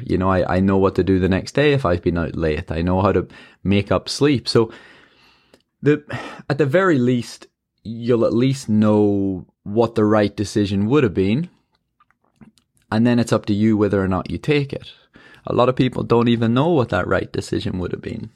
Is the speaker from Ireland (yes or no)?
yes; Ireland; I'm an Irish marathon runner.